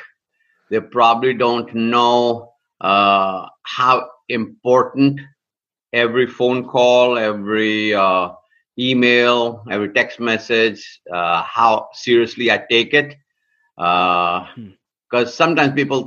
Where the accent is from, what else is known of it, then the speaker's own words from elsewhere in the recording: India; now in United States; I came to the United States of America in 1973, born and raised in India.